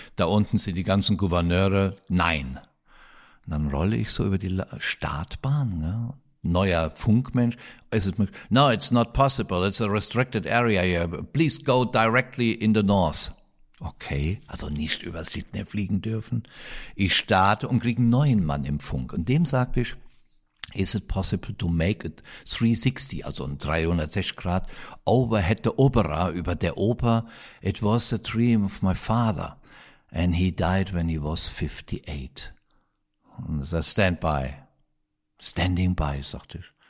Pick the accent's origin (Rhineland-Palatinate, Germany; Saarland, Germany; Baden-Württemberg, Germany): Rhineland-Palatinate, Germany; Kroppach; Das ist hier, das ist Kroppach im Westerwald